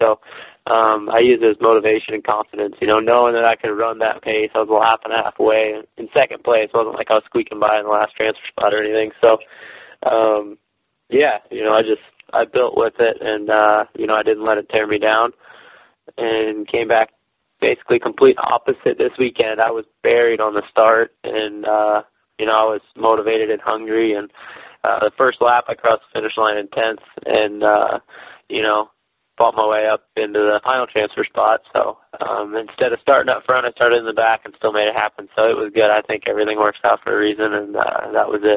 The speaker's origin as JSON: {"language": "English", "town": "St. Louis", "region": "Missouri", "country": "United States", "tie": "born or raised there", "said": "St. Louis, my hometown"}